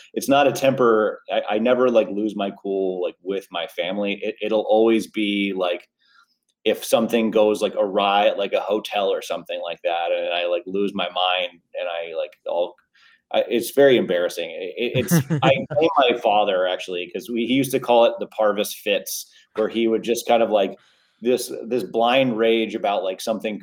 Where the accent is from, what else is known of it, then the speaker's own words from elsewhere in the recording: New York, United States; also born or lived in Manhattan; now in San Diego, United States; I was born and raised in New York